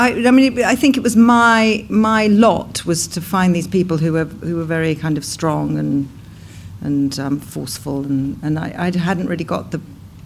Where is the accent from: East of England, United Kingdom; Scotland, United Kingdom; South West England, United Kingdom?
South West England, United Kingdom; Cornwall; I was born in Cornwall